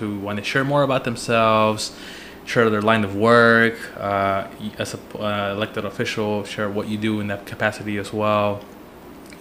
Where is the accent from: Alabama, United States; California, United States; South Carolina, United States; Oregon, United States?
Oregon, United States; Portland; we both grew up in Rockwood